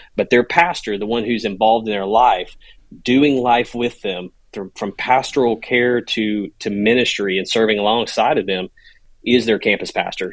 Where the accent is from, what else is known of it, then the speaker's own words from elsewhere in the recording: Louisiana, United States; moved away; I grew up in Louisiana, uh, on a bayou, Red Chute Bayou